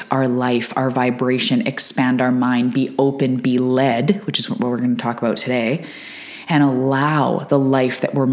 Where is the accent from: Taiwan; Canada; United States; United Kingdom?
Canada; I'm a Canadian